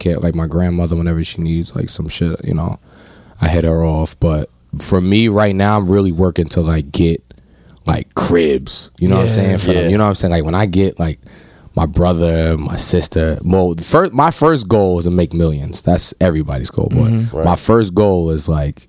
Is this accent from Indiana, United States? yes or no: no; New York City, New York, United States; moved away; also born or lived in suburbs; I'm from Harlem, but my mom's moved us to the suburbs